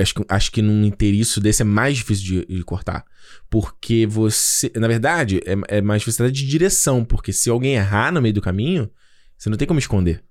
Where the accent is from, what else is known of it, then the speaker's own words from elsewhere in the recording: Brazil; first language Portuguese; A gente, o, o, o brasileiro é a nossa língua. Né? O português é a nossa língua